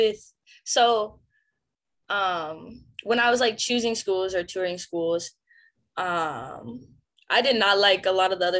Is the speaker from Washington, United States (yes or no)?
yes; Puyallup, Washington, United States; moved away as an adult; I'm from Puyallup, Washington.